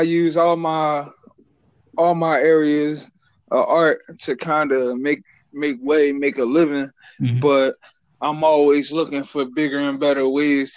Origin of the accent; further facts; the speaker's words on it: Philadelphia, Pennsylvania, United States; I'm from Philly, North Philly. North Philly to Frankfurt, Northeast, and man, all over actually